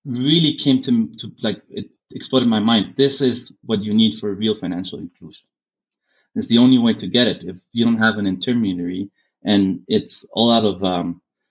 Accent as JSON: {"language": "English", "country": "Germany", "tie": "born or raised there", "moved": "yes", "lives_now": "Guatemala", "said": "having grown up in Germany gave me a different perspective"}